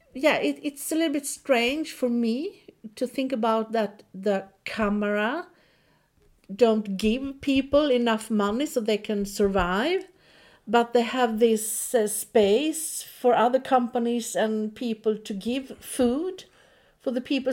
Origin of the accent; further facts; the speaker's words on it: Sweden; now in Nazaré, Portugal; I'm from Sweden